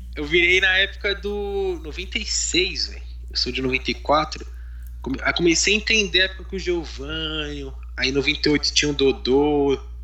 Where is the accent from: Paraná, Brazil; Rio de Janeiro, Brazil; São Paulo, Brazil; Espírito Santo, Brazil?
São Paulo, Brazil; eu sou de São Paulo, Zona Leste, Vila Prudente